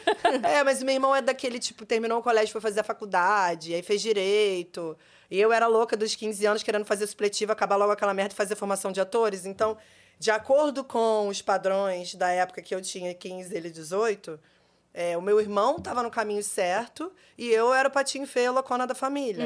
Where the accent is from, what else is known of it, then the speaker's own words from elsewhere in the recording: Rio de Janeiro, Brazil; Eu nasci no Rio, eu nasci no Rio, eu sempre trabalhei desde os 15 anos